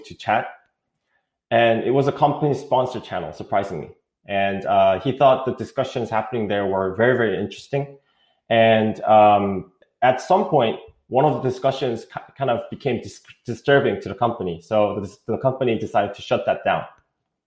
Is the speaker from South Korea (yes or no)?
yes; South Korea; English is a second language; moved away as an adult; also born or lived in East Coast, United States; now in United States; I'm from South Korea. I did go to school in the East Coast when I was in middle school, so that's why I speak English. But I grew up most of my life in Korea.